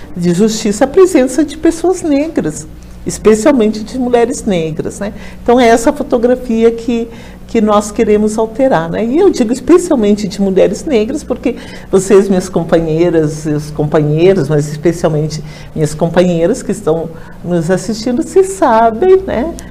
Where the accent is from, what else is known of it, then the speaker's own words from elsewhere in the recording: Rio Grande do Sul, Brazil; Lá no meu estado, no Rio Grande do Sul